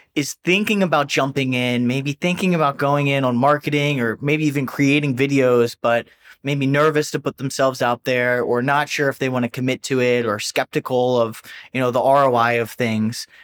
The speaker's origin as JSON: {"language": "English", "region": "New Jersey", "country": "United States", "said": "I'm from New Jersey"}